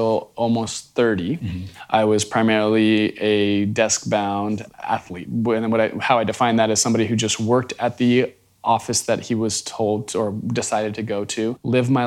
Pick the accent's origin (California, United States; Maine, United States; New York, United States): California, United States; Central Valley of; I was born in the Central Valley of California, one of three siblings